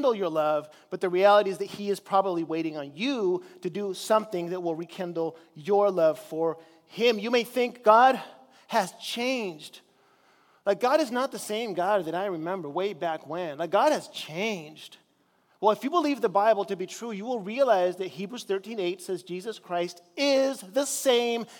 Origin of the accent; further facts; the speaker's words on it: Chile; now in United States; I grew up in Chile in South America